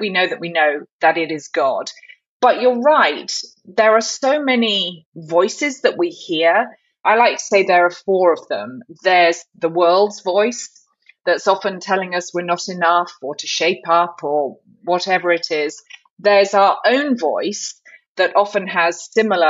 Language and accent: English; the south of England, United Kingdom; moved away as an adult; now in Charlotte, United States; you can tell I'm from the Deep South, but it's the Deep South of England. And so I am a Brit